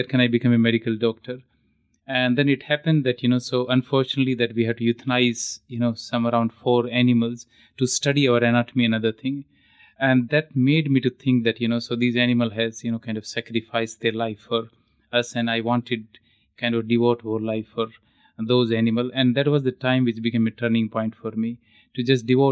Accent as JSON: {"language": "English", "region": "Haryana", "country": "India", "moved": "yes", "said": "I'm actually from Haryana"}